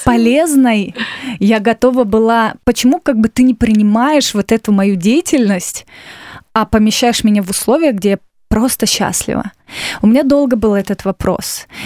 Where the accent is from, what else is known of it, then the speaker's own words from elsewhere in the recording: Novosibirsk, Novosibirsk Oblast, Russia; now in Moscow, Russia; я из города Новосибирска. Это столица Сибири.